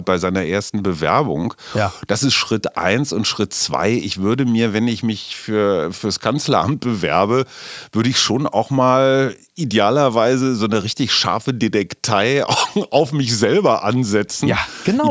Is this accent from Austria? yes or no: no; West Germany, Germany; ich bin auch äh, Wessi durch durch und durch